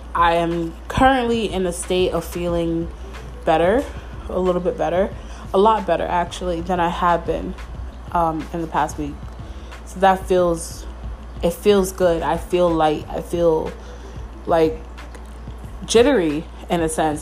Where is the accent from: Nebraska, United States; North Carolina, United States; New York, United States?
New York, United States; Mount Vernon; moved away as an adult; now in Stanford, United States; I feel like I didn't have a home in Mount Vernon, where I'm from. Like I don't have a home in my hometown